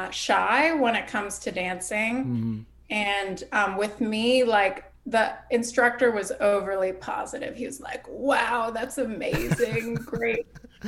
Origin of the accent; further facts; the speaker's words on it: Iowa, United States; moved away; also born or lived in Columbus, Ohio / Australia / Los Angeles; So I actually was born in Iowa. And my dad is Australian. And that's why I have an Australian passport, but was growing up in Iowa, and he was teaching at Iowa State. And then he got offered a job at Ohio State. So we moved to Columbus.